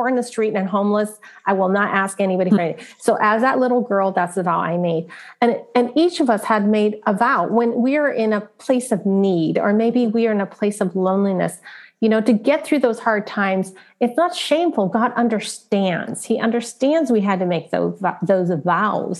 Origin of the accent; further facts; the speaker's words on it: San Francisco, California, United States; I was born in San Francisco, Chinatown